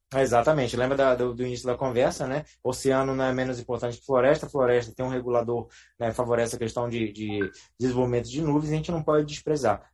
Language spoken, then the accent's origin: Portuguese; Pará, Brazil; moved away; principalmente no Pará, ali na cidade onde eu nasci e me criei